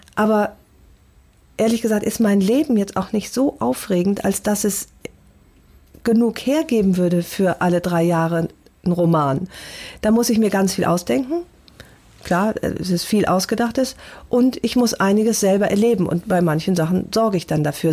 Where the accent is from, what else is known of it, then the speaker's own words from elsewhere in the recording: North Rhine-Westphalia, Germany; now in Hamburg, Germany; Ich ähm, bin tatsächlich sehr heimatverbunden